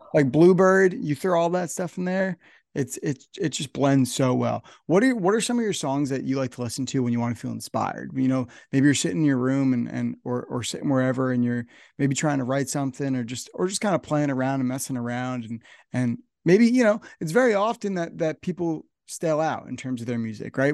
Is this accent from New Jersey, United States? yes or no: yes; New Jersey, United States; I'm from New Jersey, so I'm up here in New Jersey